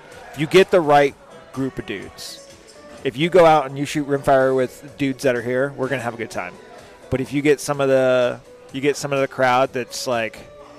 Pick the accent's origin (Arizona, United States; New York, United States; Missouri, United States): Arizona, United States; I'm from Arizona.